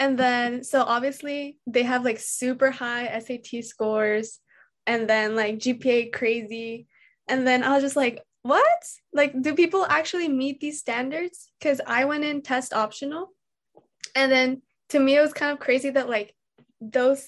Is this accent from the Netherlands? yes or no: no; Calexico, California, United States; I am from Calexico, California, which is at the very bottom of California